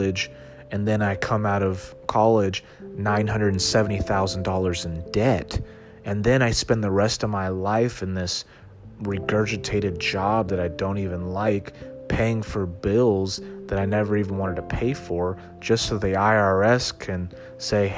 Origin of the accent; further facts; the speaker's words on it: Dallas, Texas, United States; also born or lived in Austin, Texas; I grew up in Dallas